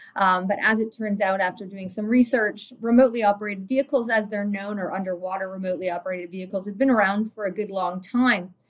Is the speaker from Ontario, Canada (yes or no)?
yes; Tobermory, Ontario, Canada; growing up in the Great Lakes area of Ontario, and in particular around uh, Tobermory, Ontario